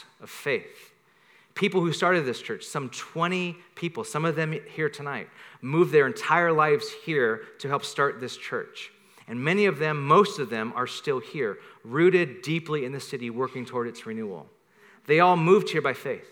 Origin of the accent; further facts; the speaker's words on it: Bakersfield, California, United States; moved away as an adult; also born or lived in Carpinteria; now in San Francisco, United States; I'm from Bakersfield